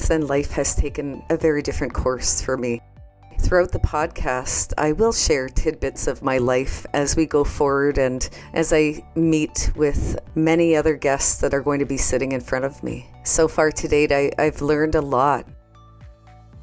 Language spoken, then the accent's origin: English; Canada; I'm from the Bear Clan and from Canada